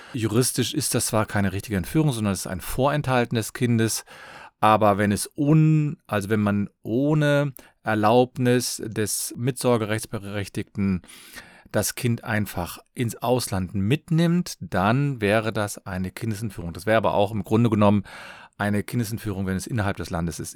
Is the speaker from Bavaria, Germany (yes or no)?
no; Cologne, North Rhine-Westphalia, Germany; ich komme aus Köln